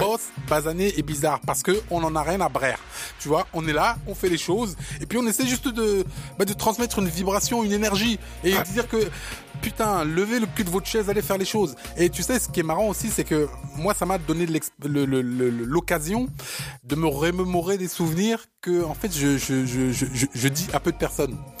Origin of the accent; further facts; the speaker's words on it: Paris, Île-de-France, France; also born or lived in Africa; je suis né en Afrique, j'ai grandi ici en à Paris, et donc j'ai ce parisianisme